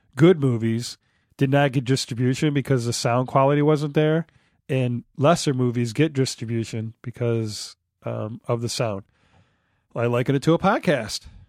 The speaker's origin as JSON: {"language": "English", "town": "Detroit", "region": "Michigan", "country": "United States", "moved": "yes", "lives_now": "Traverse City, United States", "said": "I'm from Detroit originally"}